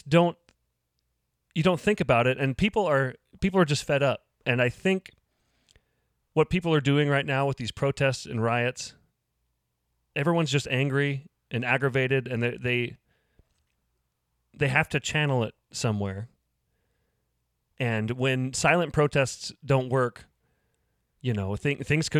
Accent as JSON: {"language": "English", "town": "Lincoln", "region": "Nebraska", "country": "United States", "tie": "born or raised there", "said": "I grew up here in Lincoln"}